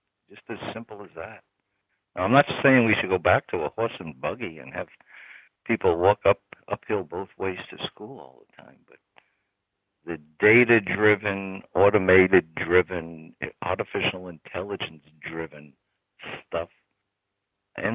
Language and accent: English; New York City, New York, United States; we grew up in New York City